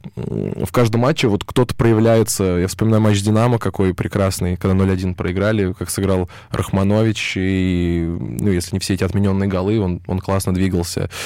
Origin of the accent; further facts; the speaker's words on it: Moscow, Russia; я из Москвы